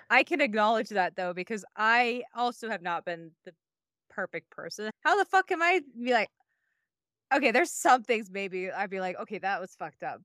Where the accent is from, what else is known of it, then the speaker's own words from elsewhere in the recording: Iowa, United States; the house I grew up in in Iowa